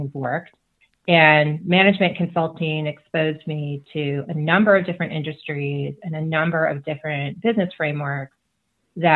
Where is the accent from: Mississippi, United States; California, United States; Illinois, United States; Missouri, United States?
Illinois, United States; Chicago; moved away as an adult; also born or lived in Seattle area / Montana; I grew up in the Chicago area where, you know, you can see for miles and miles because it's so flat